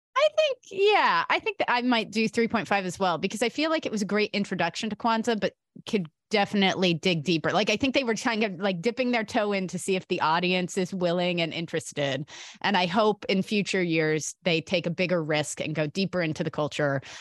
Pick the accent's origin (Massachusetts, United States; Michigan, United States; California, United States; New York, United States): California, United States; as a Californian